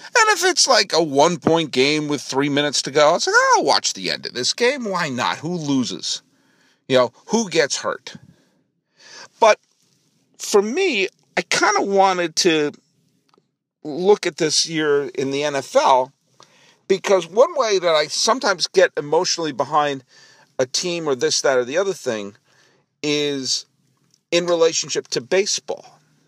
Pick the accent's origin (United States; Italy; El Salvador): United States; New England; I grew up in New England